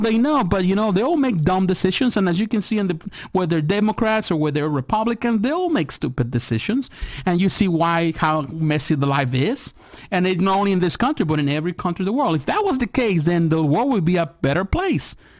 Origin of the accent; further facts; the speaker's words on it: United States; as an American here living in America